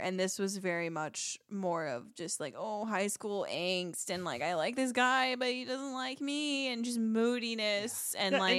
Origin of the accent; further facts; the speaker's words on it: California, United States; Was not cool in like my small like beachside town that I grew up in Southern California.